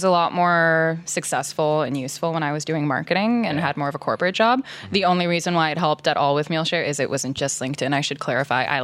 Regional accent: Toronto, Ontario, Canada; moved away as an adult; now in Ottawa, Canada; I was born in Toronto. Okay. And then my family sort of worked its way up into the suburbs

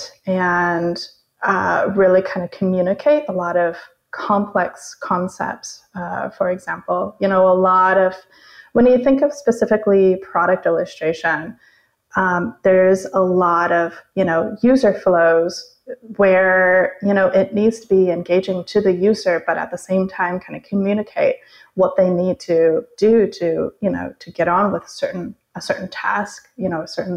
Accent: Arizona, United States; moved away as an adult; also born or lived in San Francisco; I grew up in Arizona, and I was going to the state university for painting and English literature.

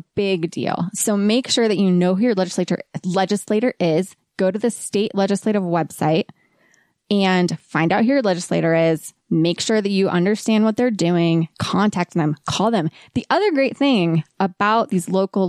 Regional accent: Ohio, United States; moved away as an adult; now in Utah, United States; I grew up in Ohio in the trees and the woods

